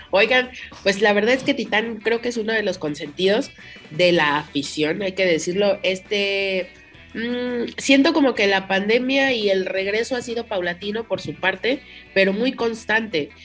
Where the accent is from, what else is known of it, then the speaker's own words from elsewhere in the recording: Mexico; nosotros como mexicanos